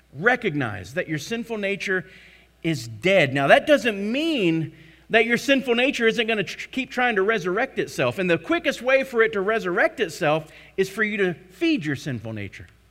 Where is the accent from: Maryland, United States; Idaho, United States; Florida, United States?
Florida, United States; Tarpon Springs; Tarpon Springs, I grew up in Florida